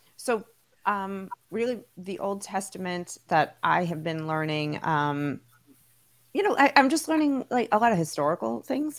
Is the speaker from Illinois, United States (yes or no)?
no; New York City, New York, United States; I grew up in Brooklyn, so like I had a ton of Jewish friends